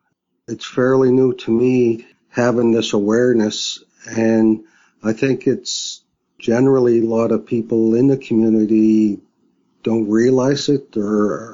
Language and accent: English; Millbrook First Nation, Nova Scotia, Canada; I'm from Millbrook First Nation, and I'm a Mi'kmaq artist as well